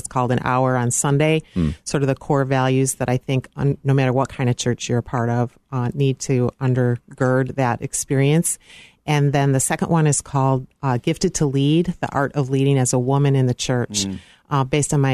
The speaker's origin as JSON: {"language": "English", "town": "Park Ridge", "region": "Illinois", "country": "United States", "tie": "born or raised there", "said": "I grew up in Park Ridge, Illinois"}